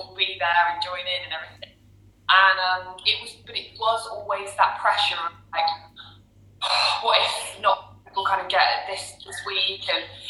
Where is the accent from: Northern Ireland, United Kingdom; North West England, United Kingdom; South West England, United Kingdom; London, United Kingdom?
South West England, United Kingdom; Cornwall; I'm from Cornwall, over the countryside